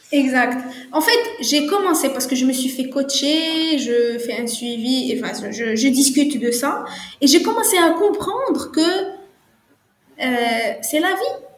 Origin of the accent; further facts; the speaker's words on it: Morocco; moi je suis marocaine